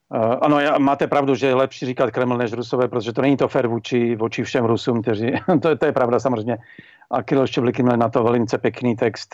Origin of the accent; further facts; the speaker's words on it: Slovakia; z toho slovenského pohledu